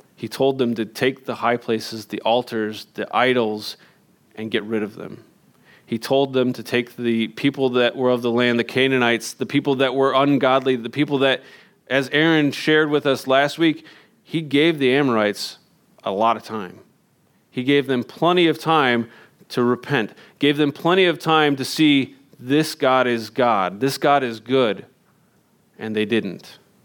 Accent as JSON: {"language": "English", "region": "Indiana", "country": "United States", "tie": "born or raised there", "moved": "as an adult", "said": "I grew up in Indiana"}